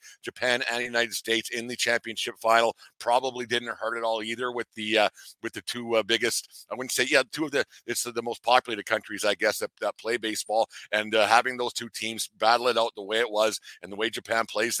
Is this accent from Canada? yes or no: yes; Canada; I'm a Canadian